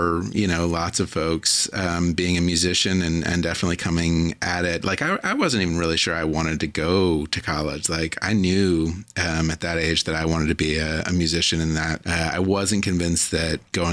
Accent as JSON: {"language": "English", "region": "Virginia", "country": "United States", "tie": "born or raised there", "said": "In Virginia, I grew up in Virginia"}